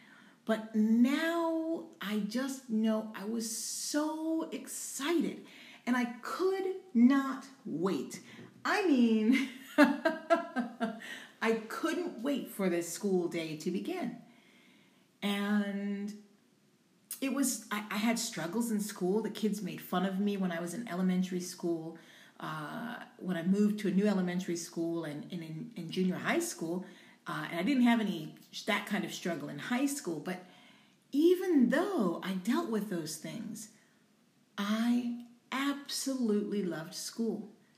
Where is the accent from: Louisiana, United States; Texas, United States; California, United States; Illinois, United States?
Louisiana, United States; also born or lived in Albuquerque, New Mexico / Washington State; My father was in the military, so we traveled a lot. And I was born in New Mexico, Albuquerque, New Mexico. Then we lived in Washington State, and then we moved to Louisiana.